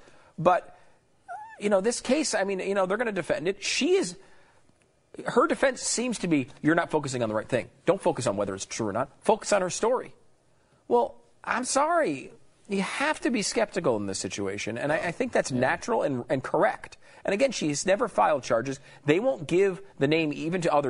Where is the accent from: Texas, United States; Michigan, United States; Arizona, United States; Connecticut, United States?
Connecticut, United States; I grew up in Connecticut